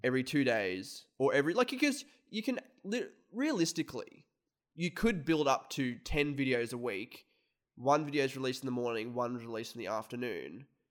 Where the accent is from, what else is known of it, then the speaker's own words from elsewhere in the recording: Australia; we're content creators from Australia